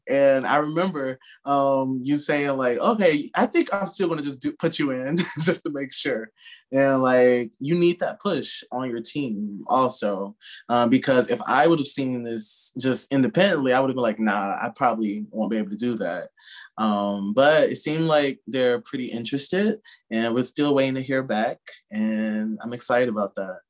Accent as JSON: {"language": "English", "town": "Sparta", "region": "Georgia", "country": "United States", "moved": "as an adult", "lives_now": "New York, United States", "said": "I'm from Sparta, Georgia, originally"}